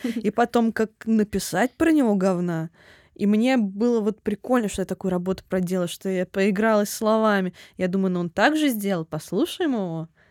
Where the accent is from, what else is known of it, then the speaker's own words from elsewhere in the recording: Voronezh, Voronezh Oblast, Russia; now in Moscow, Russia; я тоже из Воронежа.